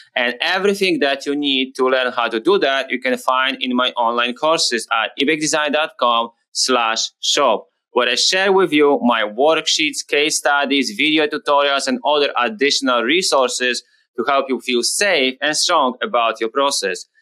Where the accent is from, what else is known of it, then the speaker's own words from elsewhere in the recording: Poland; moved away; I'm from Poland originally